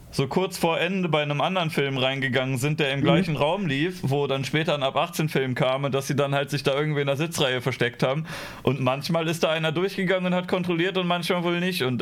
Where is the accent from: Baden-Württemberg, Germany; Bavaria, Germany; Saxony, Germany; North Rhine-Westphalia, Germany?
North Rhine-Westphalia, Germany; Düsseldorf; Ich bin Düsseldorfer.